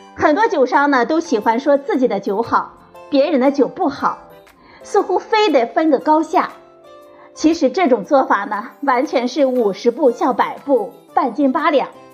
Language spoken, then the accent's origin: Chinese; China; 我们中国人喜欢喝白酒